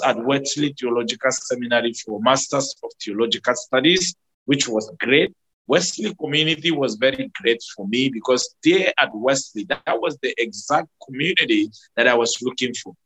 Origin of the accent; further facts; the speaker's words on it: Nigeria; one of the church that I grew up in, that is the United Methodist Church in Ukai